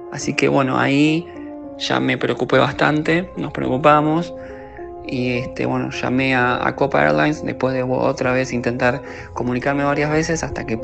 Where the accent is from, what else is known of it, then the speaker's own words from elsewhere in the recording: Argentina; soy de Argentina